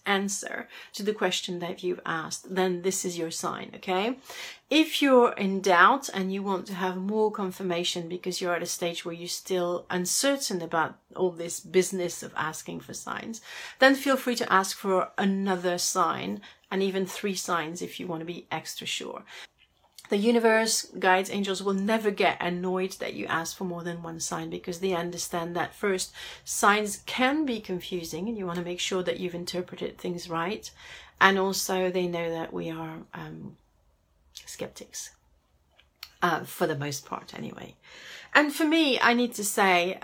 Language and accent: English; Paris, Île-de-France, France; I come from Paris, where finding a parking space can be a bit of a headache